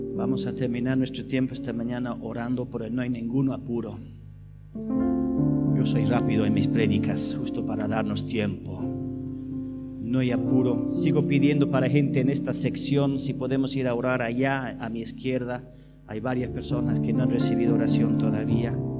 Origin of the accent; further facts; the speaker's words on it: England, United Kingdom; Spanish is a second language; moved away; yo soy inglés